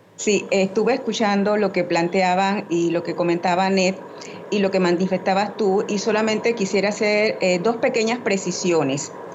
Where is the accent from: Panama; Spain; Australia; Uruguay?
Panama; como panameños y panameñas